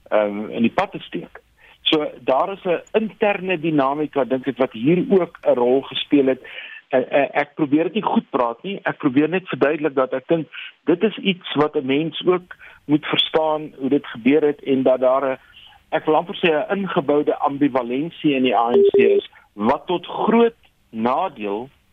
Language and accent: Afrikaans; South Africa